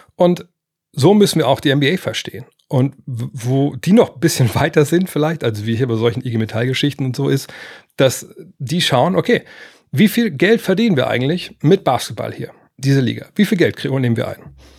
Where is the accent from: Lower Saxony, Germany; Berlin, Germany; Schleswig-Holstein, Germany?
Lower Saxony, Germany; also für mich als Niedersachse und einer, der in Wolfsburg sitzt